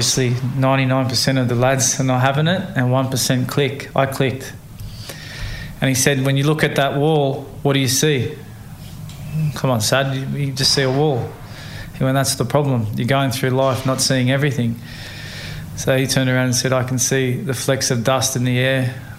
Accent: Australia; born there; And yes, I'm an Australian-born athlete with Samoan mother, English father, but always fighting barriers.

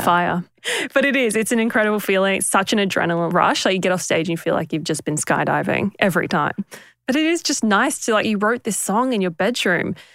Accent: Papua New Guinea; moved away; we grew up in Papua New Guinea

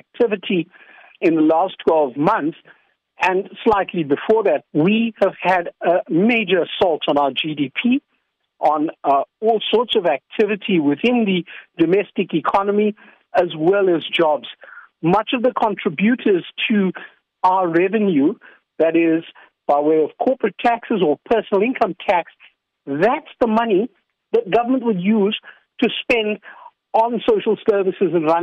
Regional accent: South Africa

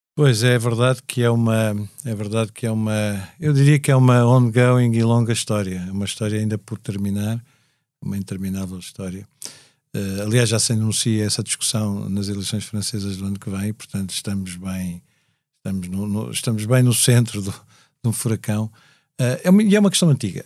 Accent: Portugal; nós portugueses

